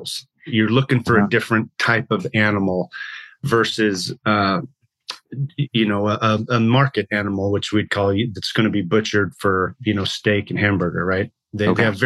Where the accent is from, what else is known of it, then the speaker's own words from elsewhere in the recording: Montrose, Colorado, United States; moved away as an adult; also born or lived in Texas; now in Montana, United States; I grew up in Colorado, a little town in the western slope, near Telluride, Montrose, Colorado